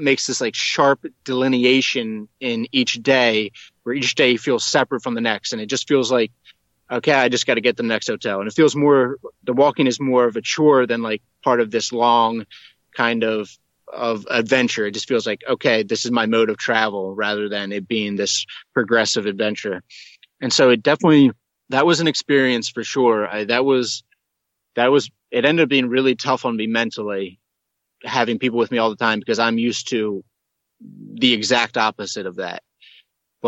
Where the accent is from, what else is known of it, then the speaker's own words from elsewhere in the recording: United States; I'm an American, maybe the only American they've ever seen